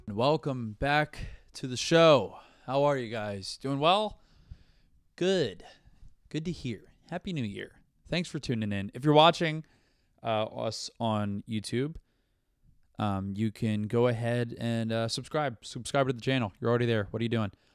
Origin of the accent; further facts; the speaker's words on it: Brandon, Florida, United States; now in New York, United States; I'm from Brandon, Florida